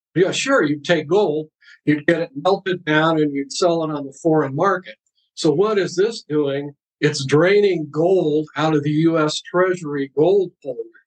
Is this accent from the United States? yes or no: yes; Ohio, United States; the streets of my hometown in Ohio